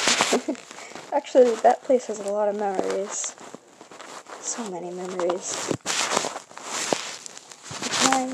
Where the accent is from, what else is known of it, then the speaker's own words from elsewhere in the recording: Burlington, Vermont, United States; also born or lived in Essex, Vermont; I was born in Burlington, Vermont